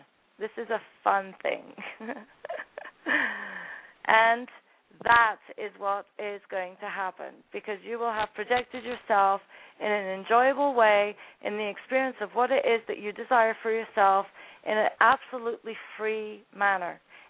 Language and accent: English; Scotland, United Kingdom; also born or lived in Sudan; When we entered Sudan, we came from Scotland